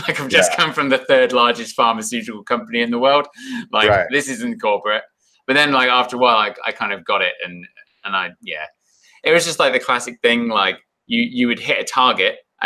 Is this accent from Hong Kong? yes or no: no; Bath, South West England, United Kingdom; moved away as an adult; also born or lived in Morzine, France / New Zealand / Whistler, Canada; now in Canada; I grew up in Bath